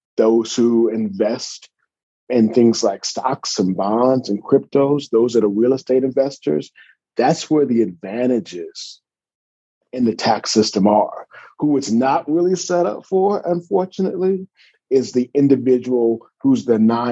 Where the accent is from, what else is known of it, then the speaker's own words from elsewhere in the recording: California, United States; also born or lived in Atlanta, Georgia; I'm from California. So born and raised, went out to Morehouse, class of 93